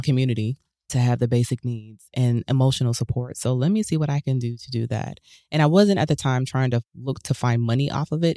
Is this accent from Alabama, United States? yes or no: yes; Huntsville, Alabama, United States; I grew up in Huntsville, Alabama